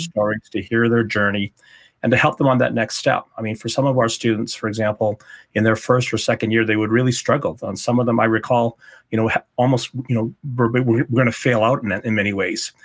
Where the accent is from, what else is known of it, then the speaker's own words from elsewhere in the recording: Calgary, Alberta, Canada; moved away as an adult; also born or lived in Ottawa; to move back to my hometown of Calgary